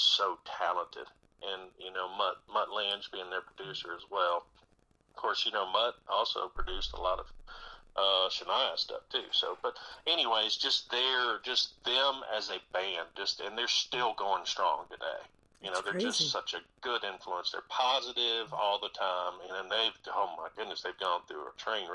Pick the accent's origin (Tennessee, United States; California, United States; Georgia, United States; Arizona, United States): Tennessee, United States; Dickson; I was born in Dixon, Tennessee, which is about 40 miles east of Nashville.